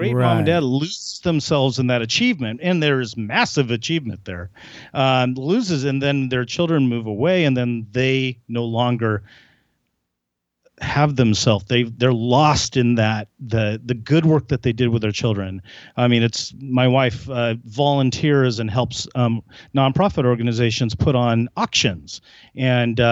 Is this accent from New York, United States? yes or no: no; Glendale, California, United States; moved away as an adult; also born or lived in San Luis Obispo, California / Eugene, Oregon; now in Seattle, United States; grew up in Glendale, right next door to Pasadena